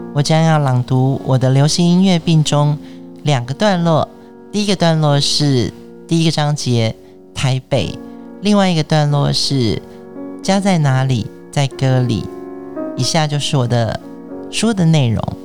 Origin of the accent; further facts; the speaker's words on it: Taiwan; also born or lived in New York; 我是在台湾出生的所谓外省第二代嗯。我会觉得我， 我的土地是台湾